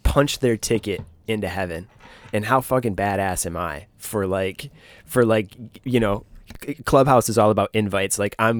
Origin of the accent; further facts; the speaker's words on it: Michigan, United States; I grew up in Michigan, growing up in Michigan.